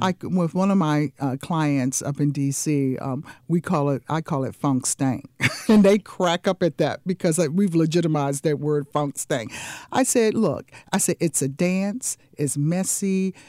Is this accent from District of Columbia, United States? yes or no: yes; Washington, District of Columbia, United States; moved away as an adult; also born or lived in California / New Jersey; now in Jacksonville, United States; I was born and raised in the Washington, D C area. That's where I grew up.